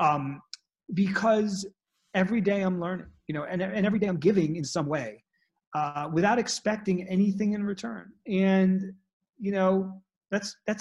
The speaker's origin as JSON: {"language": "English", "town": "New York City", "region": "New York", "country": "United States", "tie": "born or raised there", "moved": "as an adult", "lives_now": "Colorado, United States", "said": "I was very disconnected from nature growing up in Manhattan."}